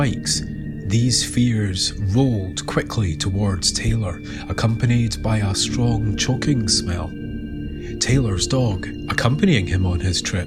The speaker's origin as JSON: {"language": "English", "region": "Scotland", "country": "United Kingdom", "tie": "born or raised there", "said": "When I was growing up in Scotland in the 1970s"}